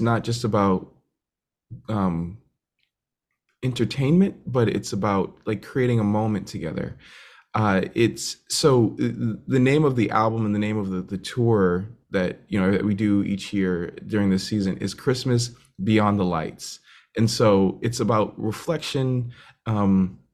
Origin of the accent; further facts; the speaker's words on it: Randolph, Massachusetts, United States; I am from just outside of Boston, Massachusetts, in a town called Randolph, Massachusetts